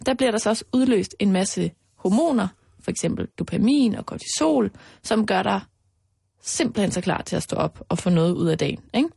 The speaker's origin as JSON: {"language": "Danish", "area": "Mols", "region": "Central Denmark Region", "country": "Denmark", "tie": "born or raised there", "moved": "yes", "said": "Altså, jeg er jo vokset op ude på Mols"}